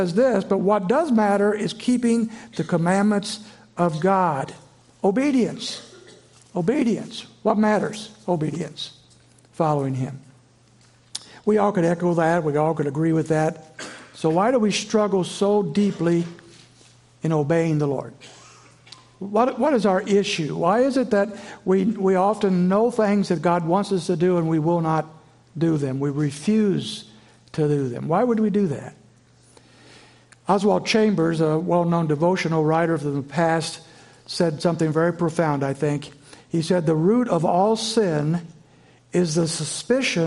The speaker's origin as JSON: {"language": "English", "region": "Indiana", "country": "United States", "tie": "born or raised there", "also_born_or_lived": "Virginia", "moved": "as an adult", "said": "I grew up in Flatland, Indiana"}